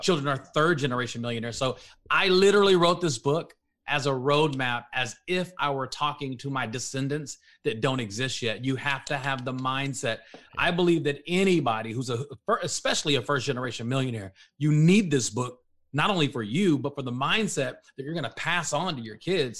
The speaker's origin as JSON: {"language": "English", "area": "Dallas-Fort Worth area", "region": "Texas", "country": "United States", "said": "I'm from the Dallas, Fort Worth area"}